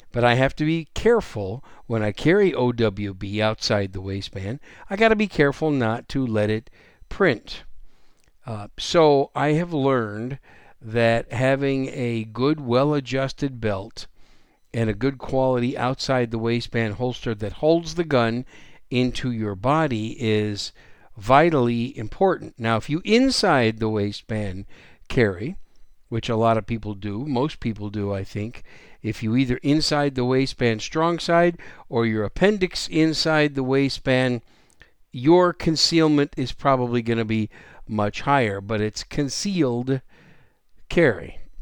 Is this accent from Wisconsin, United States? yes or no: yes; Wisconsin, United States; also born or lived in New York City, New York; now in San Antonio, United States; I was born in New York City, raised up in Wisconsin. I consider Wisconsin my home state, although I've been in Texas now 28 years